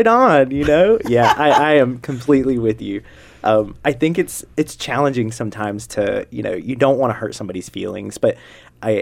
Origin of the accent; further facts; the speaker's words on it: North Carolina, United States; I'm from North Carolina